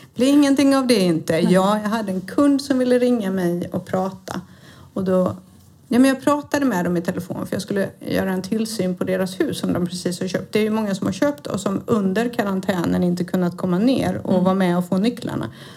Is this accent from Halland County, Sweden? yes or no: yes; Halmstad, Halland County, Sweden; moved away; så jag är alltså från Halmstad. Född och uppvuxen i denna vackra lilla kuststad.